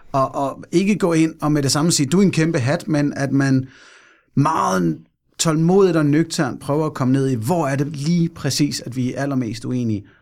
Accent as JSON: {"language": "Danish", "town": "Fredensborg", "region": "Capital Region of Denmark", "country": "Denmark", "tie": "born or raised there", "said": "jeg er født og opvokset i Fredensborg, Nordsjælland"}